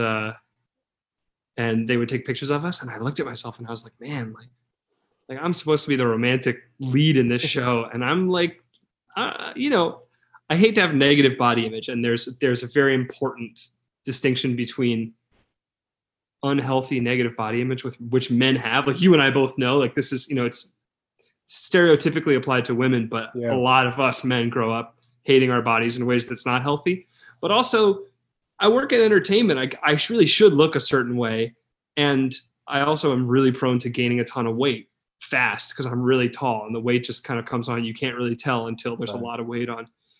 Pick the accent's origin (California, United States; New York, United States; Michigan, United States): New York, United States; New York City; I'm from New York City, born and raised New Yorker